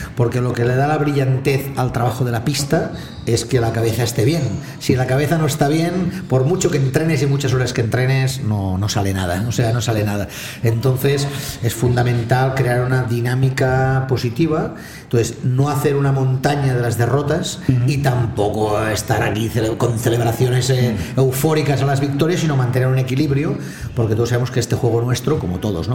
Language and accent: Spanish; Barcelona, Catalonia, Spain; mi familia vive allá, al lado mismo mm. de la calle Bagur, ¿no? Mm en la carretera de Sans y de pequeño de infantil creo que fue, mi padre me llevó a jugar al Jack